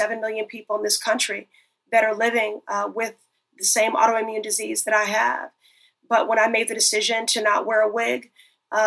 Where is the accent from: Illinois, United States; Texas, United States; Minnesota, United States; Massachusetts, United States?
Illinois, United States; Chicago; growing up in Chicago, Harold Washington, the first Black mayor, there, that was the very first campaign I worked on at the age of 10 years old